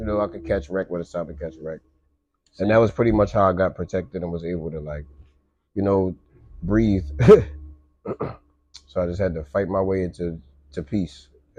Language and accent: English; Pennsylvania, United States; born there; My pops stayed in Pennsylvania. I was born in Pennsylvania.